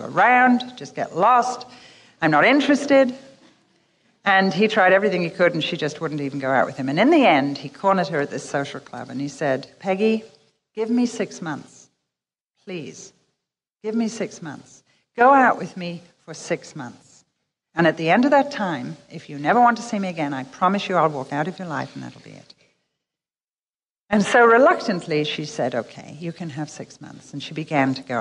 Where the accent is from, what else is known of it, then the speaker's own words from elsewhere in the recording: England, United Kingdom; we're English